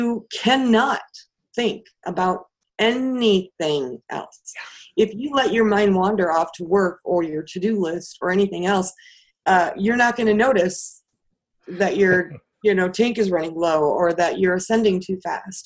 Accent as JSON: {"language": "English", "region": "Wisconsin", "country": "United States", "tie": "born or raised there", "also_born_or_lived": "Houston, Texas", "said": "I'm originally from Houston. But then we moved to Wisconsin"}